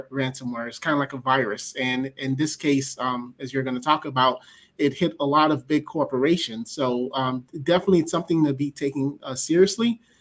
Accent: Miami, Florida, United States; born and raised in Miami, Florida

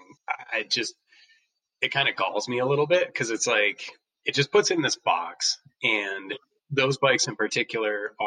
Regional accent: Crandon, Wisconsin, United States; I grew up in Crandon

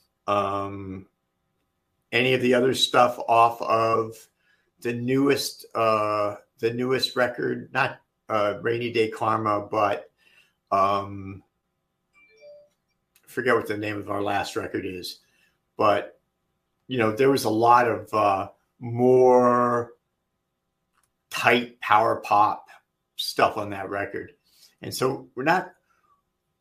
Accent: Middlebush, New Jersey, United States; growing up in Middlebush, New Jersey, there were a lot of ranch houses

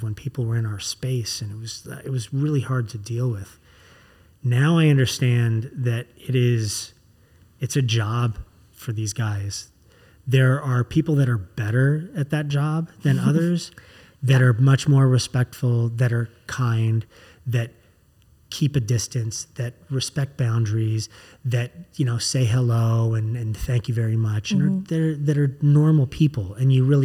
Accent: Los Angeles, California, United States; growing up in Los Angeles, I used to go to Universal Studios all the time when I was a kid

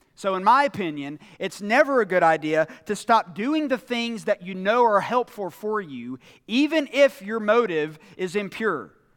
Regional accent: United States; us as American Christians

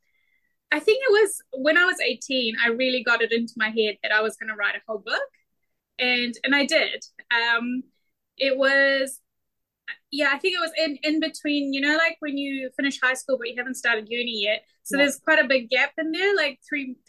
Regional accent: New Zealand; born or raised there

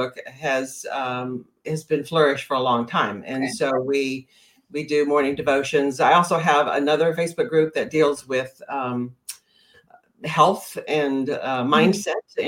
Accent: the South, United States; moved away as an adult; also born or lived in Tennessee / Texas; now in Maine, United States; I grew up in the South. I grew up in Tennessee and Texas

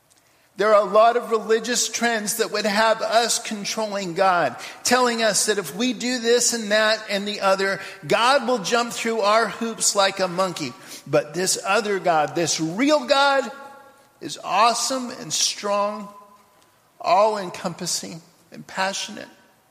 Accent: Papua New Guinea; also born or lived in United States; I go back to the 1 year I was back in America in the middle of growing up in Papua New Guinea.

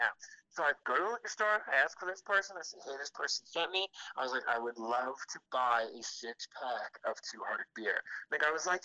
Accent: Michigan, United States; now in Telluride, United States; you're from the Midwest, right? And I was like, yeah, Michigan

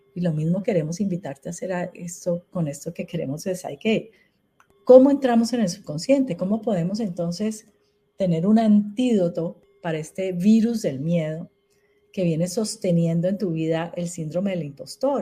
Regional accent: Colombia; En Colombia

